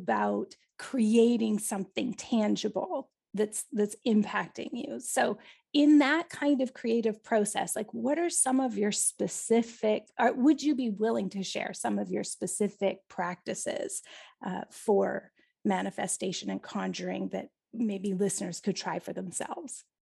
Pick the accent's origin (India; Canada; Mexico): Canada; even as a Canadian